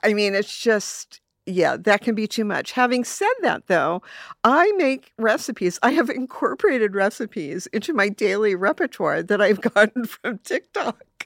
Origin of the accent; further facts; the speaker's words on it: Los Angeles, California, United States; I grew up in Silver Lake mm-hmm. in the 60s, a very, very, very different place.